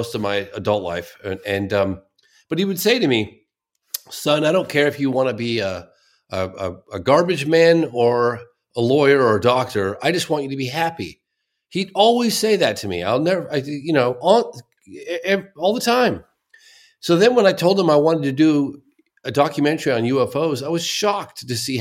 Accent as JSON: {"language": "English", "town": "Exeter", "region": "South West England", "country": "United Kingdom", "tie": "born or raised there", "moved": "yes", "said": "I was born in Exeter."}